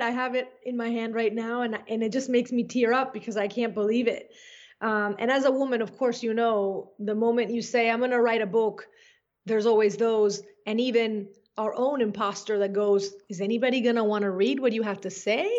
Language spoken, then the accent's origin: English; Caracas, Capital District, Venezuela; moved away as an adult; also born or lived in Brainerd, Minnesota; now in United States; I was born in the beautiful Caracas, Venezuela, which to me is a place that has always been filled with nature and magic and wonder. And I grew up lucky enough to have a family, especially my dad, who really wanted me to appreciate my hometown